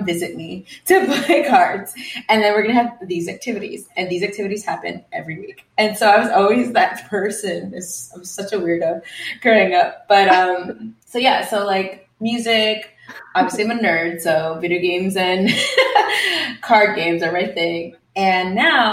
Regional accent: New York City, New York, United States; moved away as an adult; now in Los Angeles, United States; I was born and raised in Queens, New York, and I've lived there for most of my life.

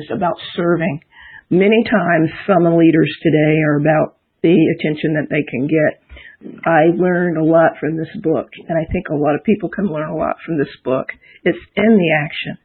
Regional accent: Washington, District of Columbia, United States; I grew up in Washington, D.C.

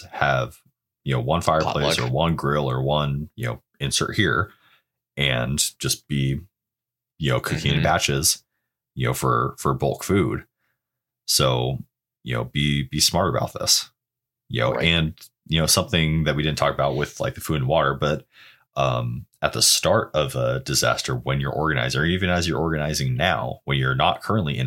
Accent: Oregon, United States; growing up in Oregon

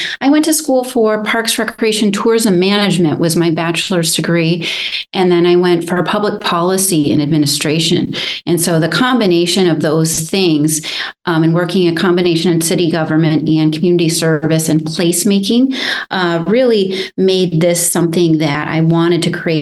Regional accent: Jamestown, New York, United States; also born or lived in North Carolina / Ventura, California; now in Santa Barbara, United States; I'm originally from Jamestown, New York. So across the state from you, Neil, actually, is where I grew up

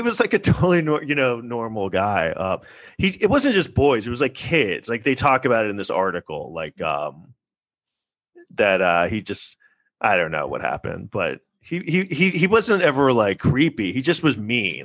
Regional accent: New York City, New York, United States; we grew up in New York City in the 80s

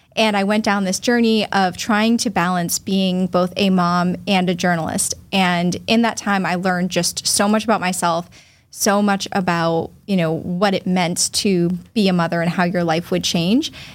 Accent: Falmouth, Massachusetts, United States; also born or lived in Boston; I was born in Boston, raised in Falmouth

